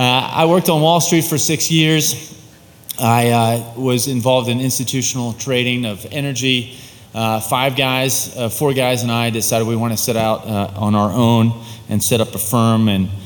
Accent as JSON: {"language": "English", "town": "Baltimore", "region": "Maryland", "country": "United States", "tie": "born or raised there", "said": "I grew up in Baltimore in a middle-class family, two parents who loved me, who did not know the Lord at the time."}